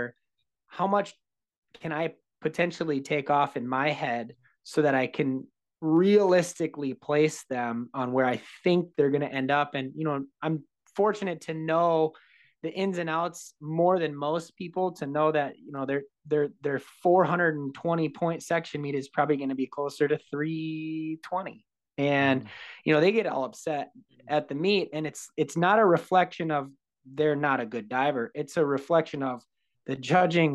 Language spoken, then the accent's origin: English; outstate Minnesota, United States; whether you come from Minneapolis area or outstate, kind of where I'm from, I'm on the outskirts of outstate. You know, I'm 2 hours from the Twin Cities